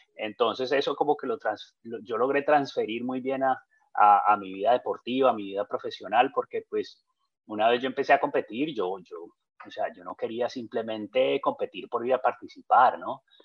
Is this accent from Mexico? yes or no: no; Colombia; yo como colombiano